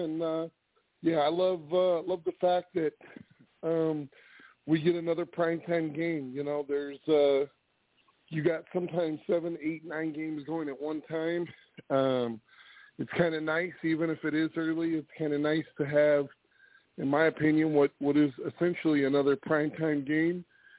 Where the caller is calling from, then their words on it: California, United States; I am calling in from California. Just listening to the show.